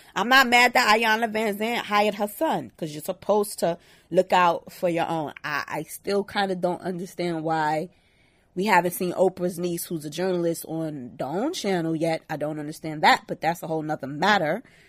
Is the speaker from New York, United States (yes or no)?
yes; New York City, New York, United States; I'm from Brooklyn